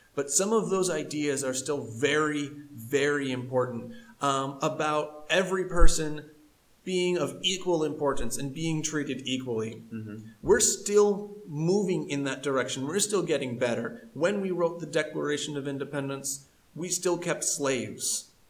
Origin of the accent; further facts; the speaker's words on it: United States; I do love my American country